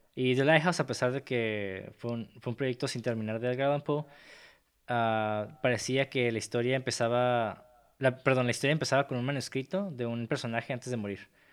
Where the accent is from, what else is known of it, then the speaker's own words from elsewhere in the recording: Mexico; soy mexicano